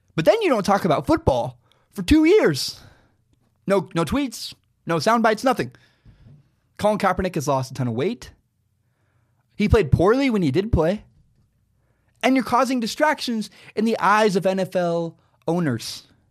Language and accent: English; Pacific Northwest, Oregon, United States; there's a huge burn in my hometown